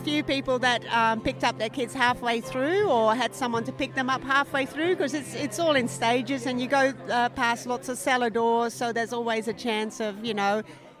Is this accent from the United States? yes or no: no; Clare Valley, South Australia, Australia; I'm from the Clare Valley. I'm very lucky to live in Seven Hill.